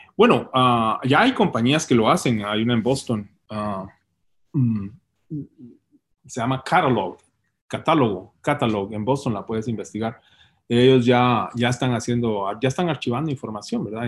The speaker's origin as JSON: {"language": "Spanish", "town": "Puerto San José", "region": "Escuintla", "country": "Guatemala", "tie": "born or raised there", "also_born_or_lived": "Guatemala City", "moved": "as an adult", "said": "Yo nací en, el Hospital Roosevelt y, y, crecí en el Puerto San José y viví en la capital la mayoría de mi vida"}